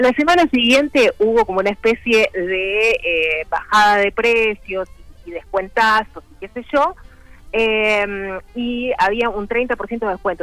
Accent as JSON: {"language": "Spanish", "region": "Montevideo", "country": "Uruguay", "tie": "born or raised there", "said": "yo vivía en Montevideo, soy de Montevideo"}